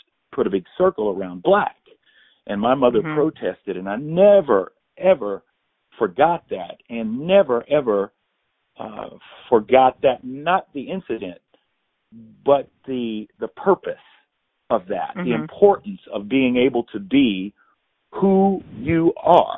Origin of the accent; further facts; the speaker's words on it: Indianapolis, Indiana, United States; I was born in Indianapolis, Indiana